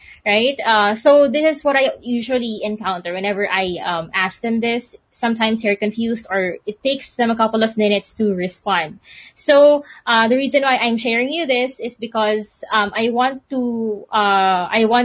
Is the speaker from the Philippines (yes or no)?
yes; Philippines; I'm from the Philippines